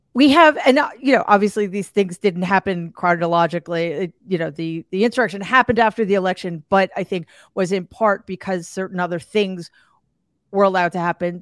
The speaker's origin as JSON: {"language": "English", "town": "New York City", "region": "New York", "country": "United States", "tie": "born or raised there", "said": "my hometown, the Gramercy Theater in New York City"}